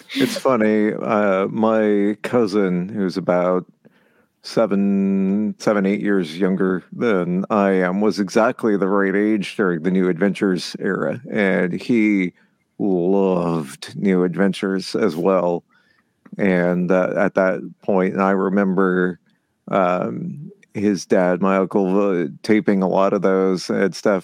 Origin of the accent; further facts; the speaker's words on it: Southern California, United States; I grew up in Southern California